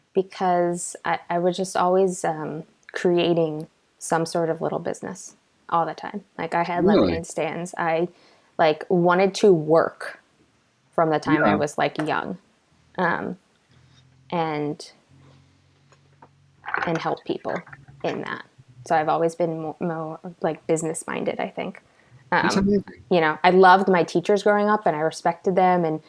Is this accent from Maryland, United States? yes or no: yes; Baltimore County, Maryland, United States; I grew up, so location-wise, in Baltimore County, Maryland, and have now lived here my entire life